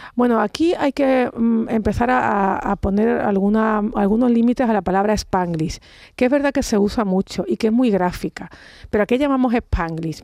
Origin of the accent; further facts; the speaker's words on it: Andalusia, Spain; como andaluza, me siento muy orgullosa